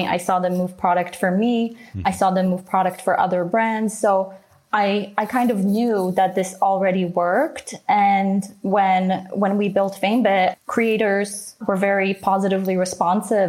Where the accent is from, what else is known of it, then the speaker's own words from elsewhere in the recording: Canada; growing up in Canada, living in Canada